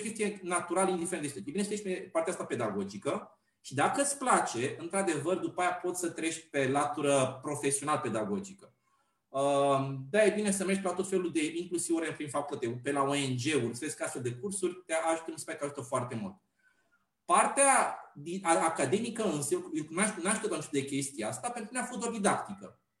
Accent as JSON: {"language": "Romanian", "town": "Pitești", "region": "Argeș", "country": "Romania", "moved": "yes", "lives_now": "Bucharest, Romania", "said": "sunt de origine din Pitești"}